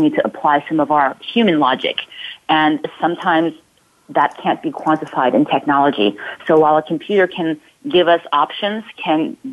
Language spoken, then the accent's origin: English; Ulm, Baden-Württemberg, Germany; also born or lived in Palo Alto area, California; now in Palo Alto, United States; my hometown in Germany, in Ulm